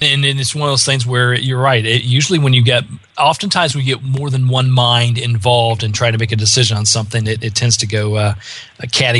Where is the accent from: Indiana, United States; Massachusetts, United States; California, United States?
Indiana, United States; now in Atlanta, United States; I was raised in the Midwest. I was raised in Indiana, so I'm definitely a Hoosier. But I've been down in the Atlanta area for quite some time. I've gotten I hear my own Southern accent come out more times than not, even though I'm not originally from here.